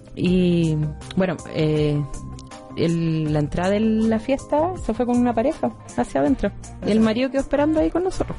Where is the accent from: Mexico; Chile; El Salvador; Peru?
Chile